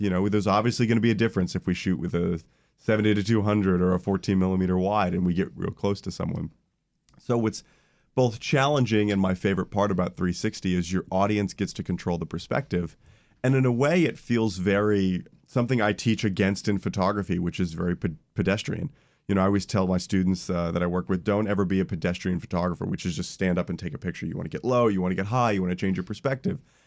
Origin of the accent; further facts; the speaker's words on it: Orlando, Florida, United States; I grew up in Orlando, Florida